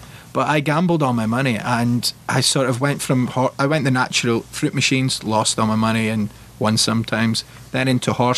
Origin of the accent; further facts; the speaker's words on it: Scotland, United Kingdom; as a Scottish person, we have a very sort of dry humour